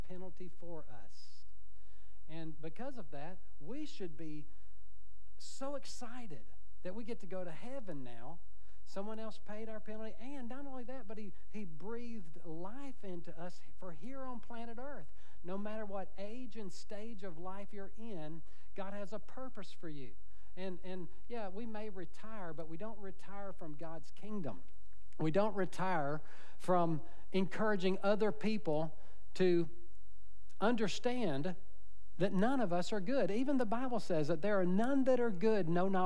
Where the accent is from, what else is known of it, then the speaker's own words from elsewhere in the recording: United States; I was born in America